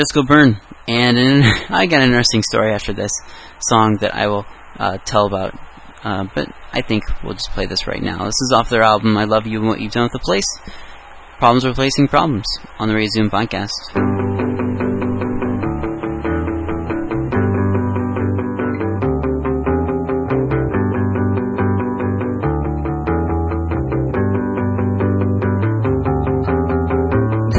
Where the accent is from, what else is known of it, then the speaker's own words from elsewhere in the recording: Iowa, United States; I'm Iowan